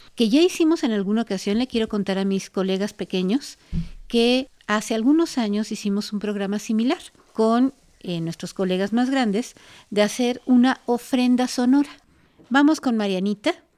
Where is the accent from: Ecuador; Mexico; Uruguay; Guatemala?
Mexico; nosotros como mexicanos